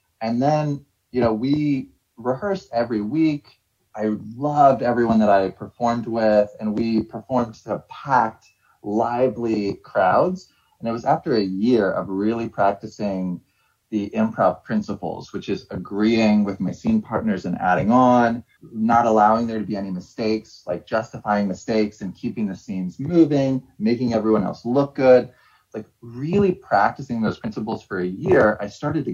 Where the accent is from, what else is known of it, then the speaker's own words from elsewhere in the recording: Ohio, United States; moved away as an adult; also born or lived in New York / Massachusetts; I'm from Ohio. I went to undergrad in Ohio.